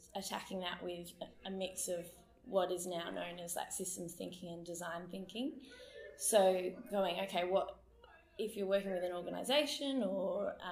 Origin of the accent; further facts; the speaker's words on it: Perth, Western Australia, Australia; moved away as an adult; also born or lived in Sydney / Darwin / Melbourne / Adelaide; I grew up here in Perth, but I have been away for the last 9 years and decided to come back in December